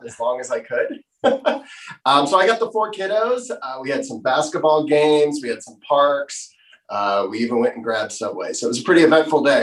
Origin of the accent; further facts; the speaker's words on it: Florida, United States; moved away as an adult; I'm from Florida